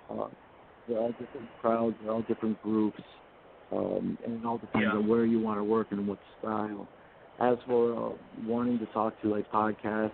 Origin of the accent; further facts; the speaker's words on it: Wisconsin, United States; I'm from Wisconsin